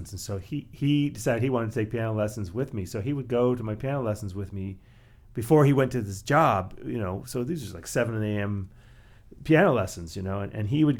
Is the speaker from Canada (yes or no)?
yes; Canada; also born or lived in New York, United States; now in Ann Arbor, United States; originally from Canada